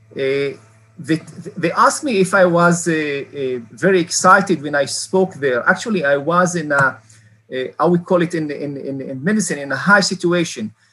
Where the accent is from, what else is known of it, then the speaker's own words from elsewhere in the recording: a small village in the north of Israel, Northern District, Israel; also born or lived in Beersheba; I'm a member of a Druze community in Israel. I was born in a, in a small village in the north part of Israel